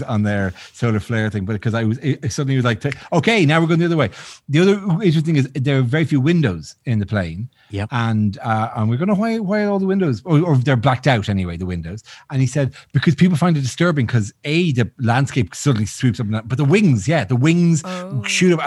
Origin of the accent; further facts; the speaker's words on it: Ireland; I'm Irish